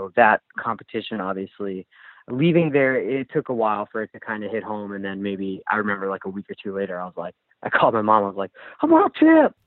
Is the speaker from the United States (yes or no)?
yes; Ewing, New Jersey, United States; I grew up in Ewing, New Jersey, on the east coast of the U.S.